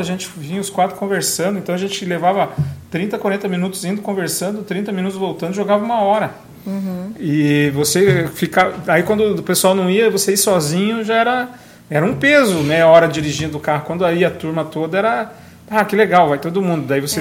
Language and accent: Portuguese; Brazil; moved away; na minha terra natal, lá em Guarapó, onde eu fui criado